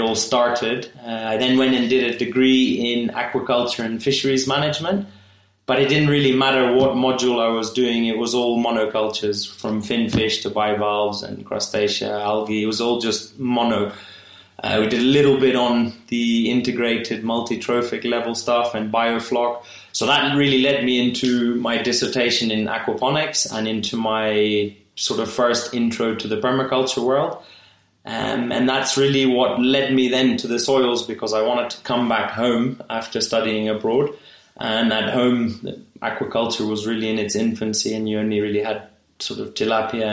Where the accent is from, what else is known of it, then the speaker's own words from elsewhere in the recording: Kenya; I was born in Kenya and I only spent a couple of years abroad during my degree and really wanted to come back to Kenya.